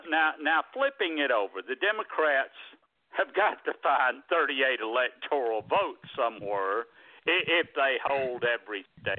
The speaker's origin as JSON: {"language": "English", "region": "Georgia", "country": "United States", "tie": "born or raised there", "said": "my home state of Georgia"}